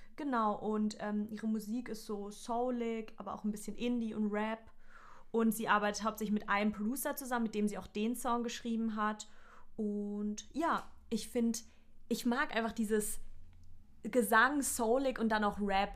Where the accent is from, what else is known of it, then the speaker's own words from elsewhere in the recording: near Offenburg, Baden-Württemberg, Germany; aus meiner Heimat in der Nähe zumindest.